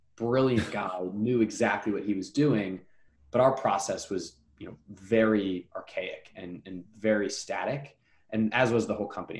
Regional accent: New Jersey, United States; now in New York, United States; I'm from New Jersey.

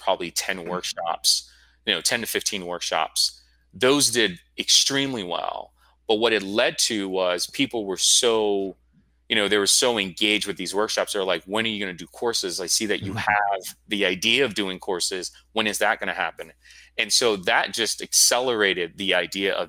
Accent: Florida, United States; moved away; I'm from Florida

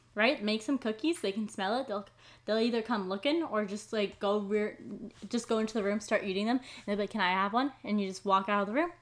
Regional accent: Maple Ridge, British Columbia, Canada; I'm from Maple Ridge.

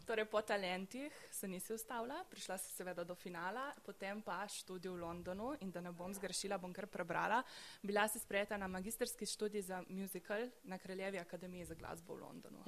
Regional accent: Nova Gorica, Goriška, Slovenia; kot novogoričanka

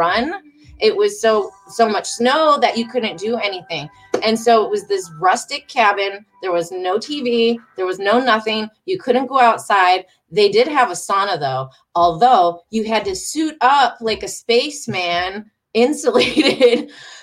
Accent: Detroit, Michigan, United States; now in Charlotte, United States; I come from Detroit, Michigan

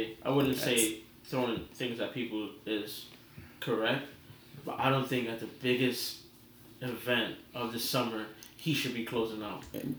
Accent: New York City, New York, United States; I'm from New York, I'm from the Bronx.

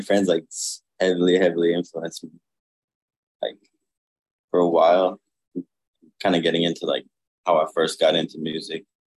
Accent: Miami, Florida, United States; But Miami honestly heavily influenced like everything I do. I love Miami.

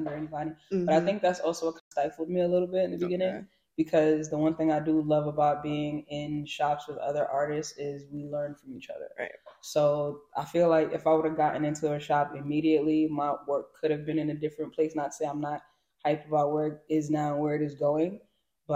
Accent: New York City, New York, United States; also born or lived in England; raised in Brooklyn, Flatbush, the West Indian

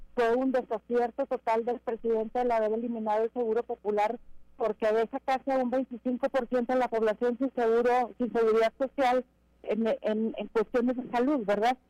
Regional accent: Mexico; Primero somos mexicanos

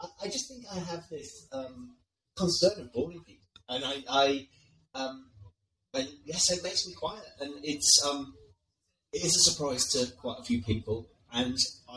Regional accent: the north of England, United Kingdom; now in London, United Kingdom; I am a northerner that grew up in, weren't very well off

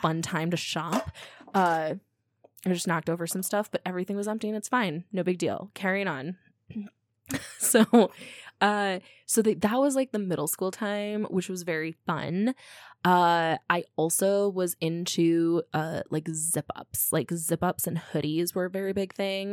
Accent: Midwest, United States; I grew up in the Midwest

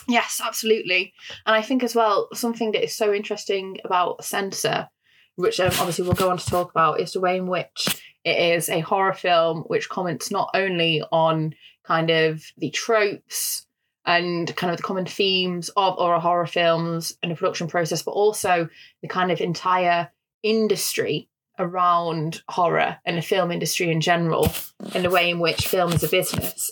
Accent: United Kingdom; accent: northern; my northern accent

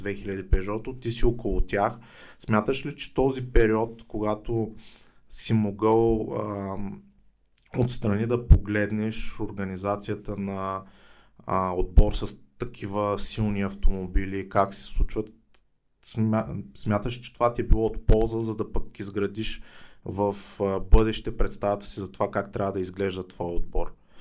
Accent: Varna, Varna Province, Bulgaria; сме си от Варна

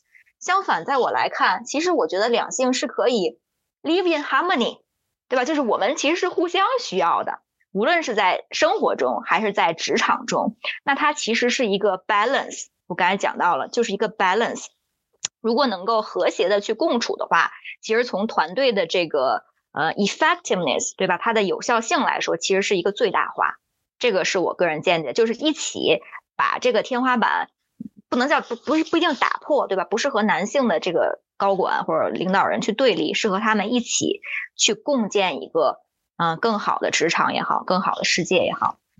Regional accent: China; 因为我是中国人，我了解这样在会上大家都有一些情绪化的前提下，其实是不能解决问题的

